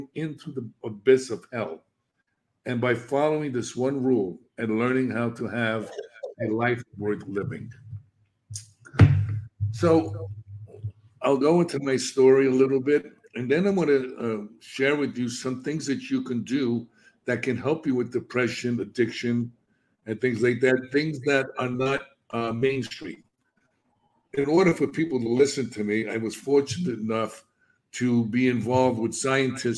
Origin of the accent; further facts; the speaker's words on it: New York City, New York, United States; I'm a kid from the South Bronx. I was brought up in an inner city neighborhood in the projects.